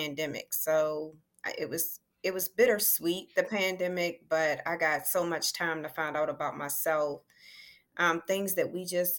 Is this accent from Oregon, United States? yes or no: no; Elkridge, Maryland, United States; I'm from Elk Ridge, Maryland.